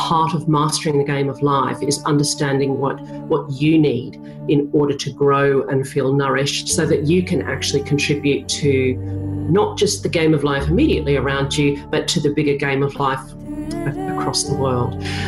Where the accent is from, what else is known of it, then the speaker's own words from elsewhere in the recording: Australia; I am Australian.